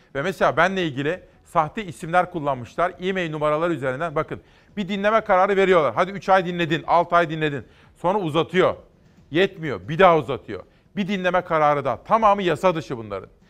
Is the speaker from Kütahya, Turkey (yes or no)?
yes; Kütahya, Turkey; moved away; also born or lived in Ankara; benim memleketime Kütahya'ya